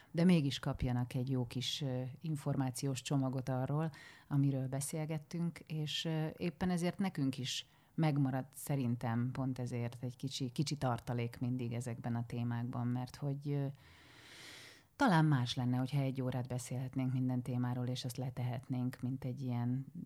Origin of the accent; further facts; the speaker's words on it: Szarvas, Békés, Hungary; moved away as an adult; also born or lived in Szentes / Kecskemét; now in Budapest, Hungary; Szarvasi is vagyok, szarvasi, és, és szentesen, szentesen jártam gimnáziumba.